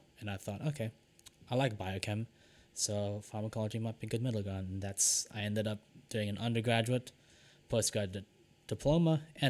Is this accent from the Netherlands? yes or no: no; Philippines; The one thing I didn't apply for was nursing, because I'm Filipino and I vehemently did not want to be the stereotype of being a Filipino nurse.